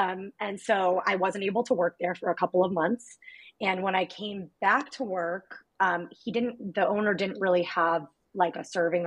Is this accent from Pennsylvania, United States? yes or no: no; Connecticut, United States; moved away as an adult; now in San Francisco, United States; Growing up in Connecticut, Olive Garden was Italian food